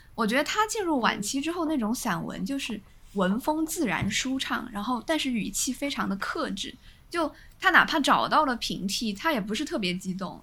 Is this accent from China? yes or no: yes; southern China, China; moved away as an adult; now in northern China; 我在北方城市已经住了大概七年了，我就相当于作为南方人